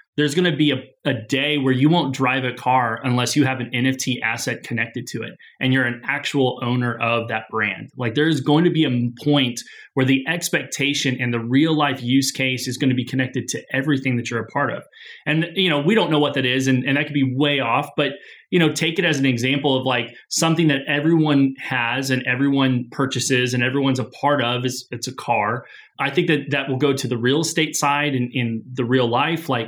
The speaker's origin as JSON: {"language": "English", "town": "Springfield", "region": "Missouri", "country": "United States", "said": "Springfield, Missouri"}